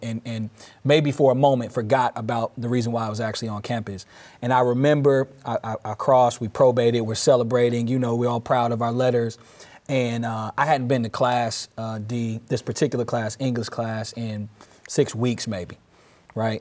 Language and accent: English; Durham, North Carolina, United States; moved away as an adult; now in Peoria, United States; I moved back to my hometown of North Carolina in twenty twelve in Durham